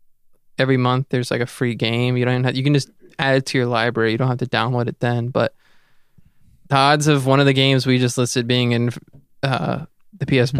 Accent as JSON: {"language": "English", "area": "Powhatan County", "region": "Virginia", "country": "United States", "tie": "born or raised there", "said": "Despite growing up in Powhatan County"}